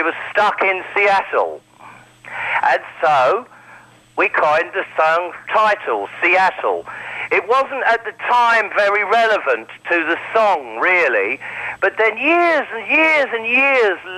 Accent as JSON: {"language": "English", "country": "United Kingdom", "said": "being British"}